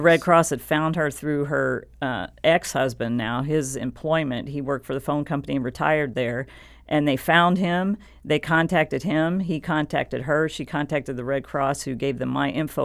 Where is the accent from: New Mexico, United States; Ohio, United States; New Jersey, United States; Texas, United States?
Texas, United States; San Antonio; I grew up in San Antonio, Texas